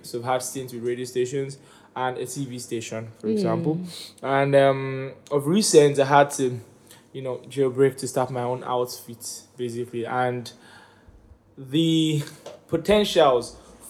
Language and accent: English; United Kingdom; I'm British, you know. It's support.